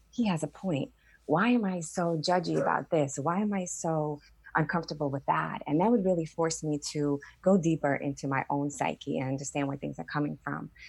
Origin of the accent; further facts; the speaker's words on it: Staten Island, New York, United States; I grew up in Staten Island, you know, in New York, where there's this, there's a lot of attitude, right?